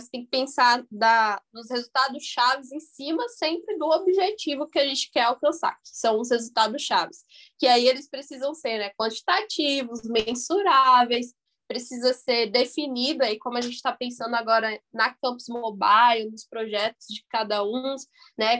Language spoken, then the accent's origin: Portuguese; Bahia, Brazil; sou aqui da Bahia